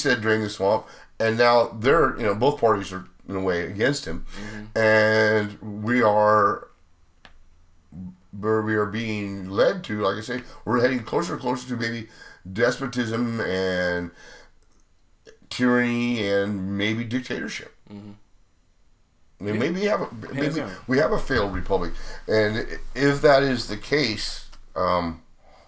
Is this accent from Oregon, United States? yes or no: yes; Bend, Oregon, United States; we're from Bend